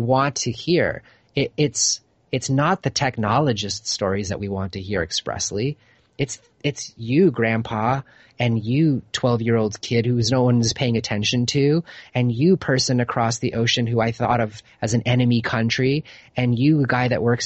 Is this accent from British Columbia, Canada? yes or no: no; Toronto, Ontario, Canada; moved away as an adult; now in Los Angeles, United States; I grew up in Toronto, left when I was about 22 years old